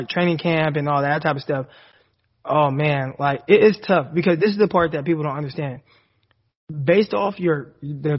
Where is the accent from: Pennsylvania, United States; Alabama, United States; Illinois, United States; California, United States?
California, United States; moved away as an adult; now in Arkansas, United States; me as a Californian